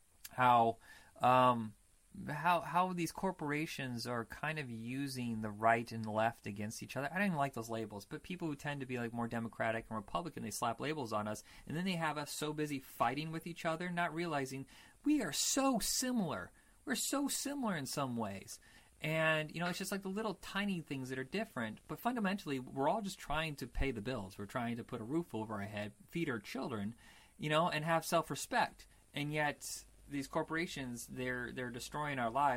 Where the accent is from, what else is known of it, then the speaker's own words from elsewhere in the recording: Indiana, United States; we grew up in Indiana